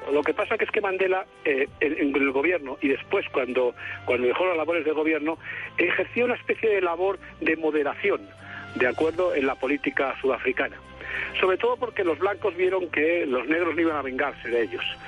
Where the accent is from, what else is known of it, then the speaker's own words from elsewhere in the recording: Spain; moved away as an adult; now in Colombia; llevo aquí 16 años ya